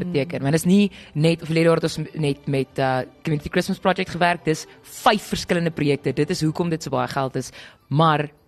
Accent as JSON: {"language": "Afrikaans", "country": "South Africa", "said": "ons as Suid-Afrikaners"}